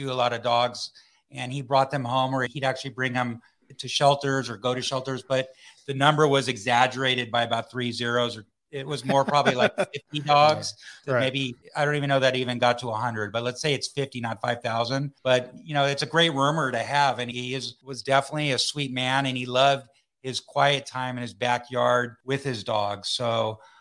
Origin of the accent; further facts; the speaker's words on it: United States; as an American